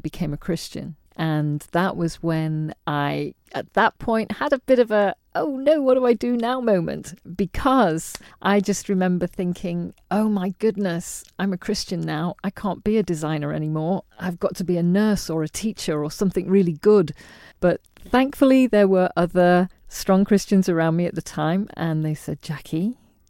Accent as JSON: {"language": "English", "town": "Liverpool", "region": "North West England", "country": "United Kingdom", "tie": "born or raised there", "also_born_or_lived": "Isle of Man / London / Bangladesh", "said": "we were raised mostly in Liverpool"}